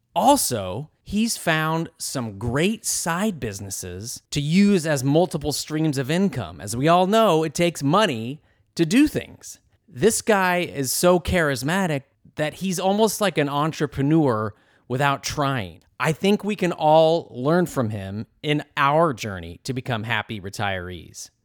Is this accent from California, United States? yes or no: yes; Bakersfield, California, United States; now in Los Angeles, United States; I'm from Bakersfield, but I live in Los Angeles